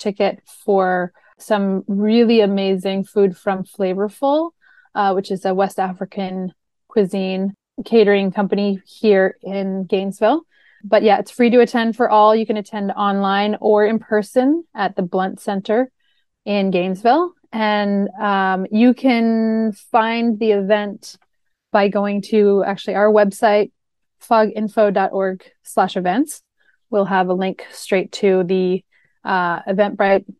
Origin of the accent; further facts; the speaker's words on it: Canada; moved away as an adult; now in Florida, United States; I'm from Canada. So this was something that I really came to know when I moved to Florida 6 years ago